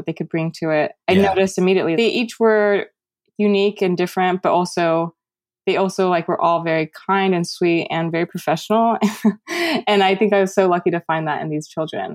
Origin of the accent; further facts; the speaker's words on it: United States; I resented being Taiwanese American